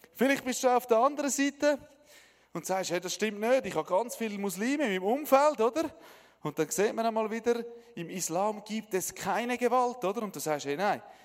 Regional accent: Switzerland; Ich bin ein Schweizer

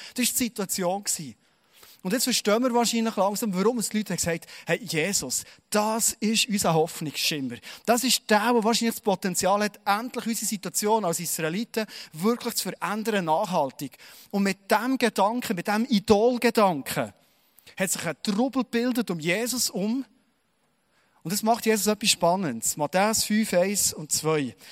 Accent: Bernese Oberland, Switzerland; als Berner Oberländer

